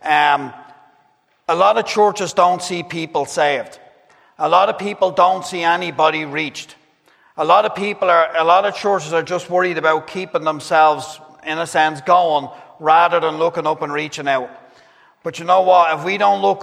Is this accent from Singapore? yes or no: no; Dublin, Leinster, Ireland; I grew up Catholic down in Dublin